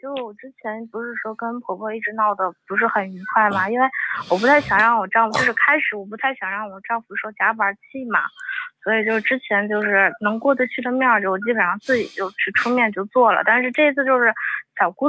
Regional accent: Tianjin, China; accent: Tianjin; 我是天津人，

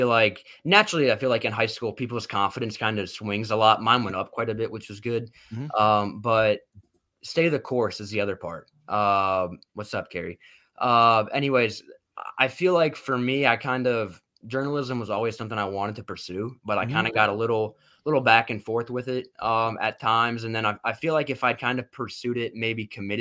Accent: Alabama, United States; I was born in Alabama

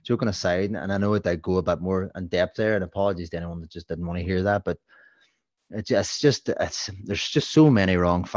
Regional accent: Northern Ireland, United Kingdom; I'm from Northern Ireland

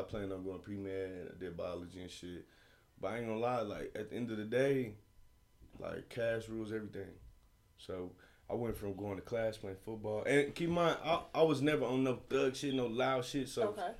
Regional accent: Oklahoma, United States; I'm from Oklahoma

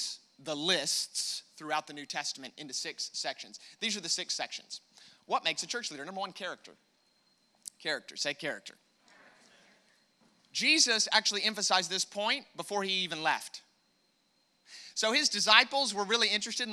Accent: United States; accent: American; my American accent

